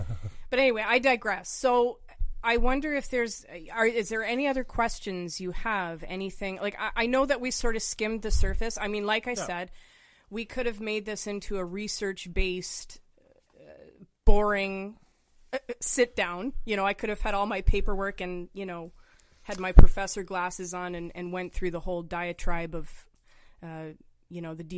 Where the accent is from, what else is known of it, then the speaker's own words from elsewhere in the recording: Reading, South East England, United Kingdom; born there; because I was born in England. So my dad is full Brit, has the accent and everything, right? And I was born there in Reading.